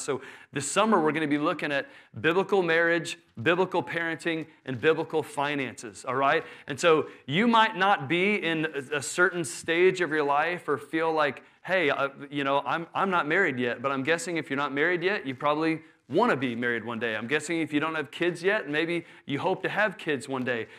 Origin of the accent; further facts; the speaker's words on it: Houston, Texas, United States; I grew up in Houston